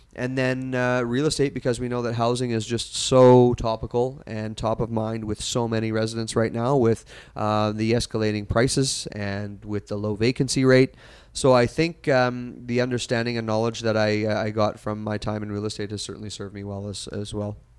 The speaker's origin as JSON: {"language": "English", "town": "Kelowna", "region": "British Columbia", "country": "Canada", "tie": "born or raised there", "said": "as a kid born and raised in Kelowna"}